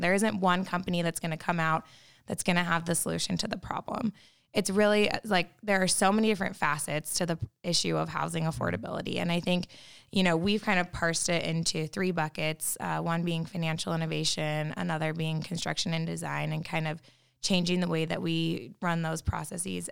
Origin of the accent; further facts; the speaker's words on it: Utah, United States; growing up in Utah